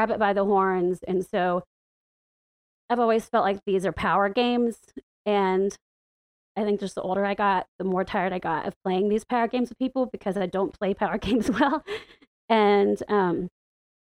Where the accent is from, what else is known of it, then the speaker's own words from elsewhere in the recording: the Bible Belt, the South, United States; moved away as an adult; now in Washington, D.C., United States; growing up in the Bible Belt and in the buckle of the Bible Belt, it's been pretty lonely and living in the South